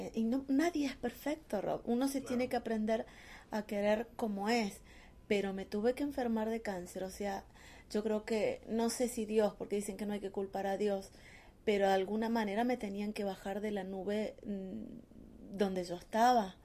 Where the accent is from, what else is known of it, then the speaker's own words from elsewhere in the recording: Argentina; moved away as an adult; also born or lived in Córdoba, Argentina / Mexico; yo salí de Argentina, me fui a México por una apuesta